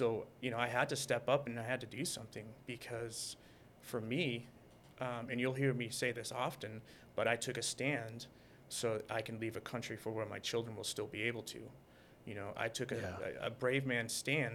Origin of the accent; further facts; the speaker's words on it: Boston, Massachusetts, United States; moved away as an adult; now in Los Angeles, United States; I was born and raised in Boston